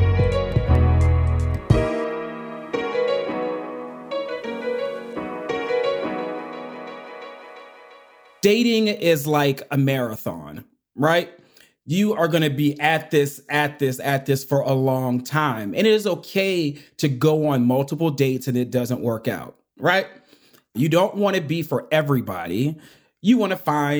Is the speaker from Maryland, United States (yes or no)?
no; Pittsburgh, Pennsylvania, United States; now in Atlanta, United States; I'm from Pittsburgh, Pennsylvania, but I actually live in Atlanta, Georgia, with my husband and our two nephews.